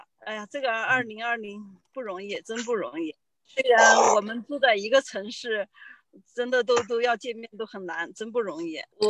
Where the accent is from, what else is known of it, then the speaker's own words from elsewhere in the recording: Changsha, Hunan, China; now in Alhambra, United States; 很高兴在这里见到了各位， … 现在居住在常居住在洛杉矶的阿罕布拉市，从事物流工作。